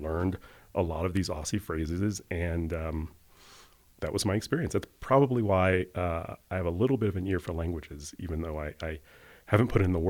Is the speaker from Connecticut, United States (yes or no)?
no; Montgomery, Alabama, United States; I am the son of educators. I was born and raised in Montgomery, Alabama, middle-class family.